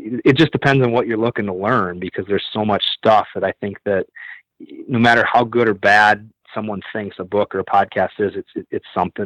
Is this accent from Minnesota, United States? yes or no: yes; Minnesota, United States; now in South Dakota, United States; I decide I'm going to go back to Minnesota, my hometown